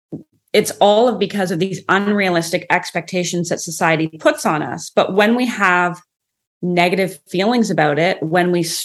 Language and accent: English; Canada; I'm from Canada.